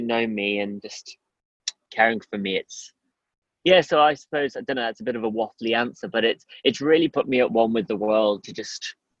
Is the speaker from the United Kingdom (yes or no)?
yes; Midlands, United Kingdom; also born or lived in Durham; growing up in the Midlands, it was very, very mixed culturally. So yes. I didn't really feel my colour. I kind of blended in, let's say. But then when I moved to Durham